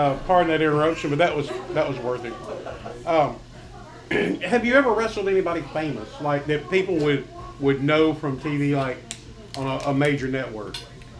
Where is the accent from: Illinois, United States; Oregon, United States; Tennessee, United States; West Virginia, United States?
Tennessee, United States; Memphis; I grew up in Memphis, Tennessee